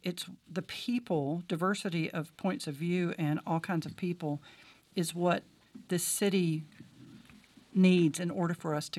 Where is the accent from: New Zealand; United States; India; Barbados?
United States; Nashville, Tennessee; So I grew up in Nashville in the 60s, West Nashville, big ranch house, little ranch house over in Hillwood.